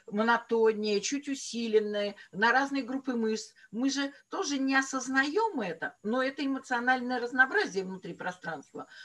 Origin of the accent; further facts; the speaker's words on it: Pavlovsk, Saint Petersburg, Russia; Палский парк и фактически моя родина. Эм, наверное, подсознательно это повлияло тоже на выбор моей профессии. Но ну, вот так вот вышло, что мои бабушки и дедушки э, работали э, в Павловском э, дворце и парке.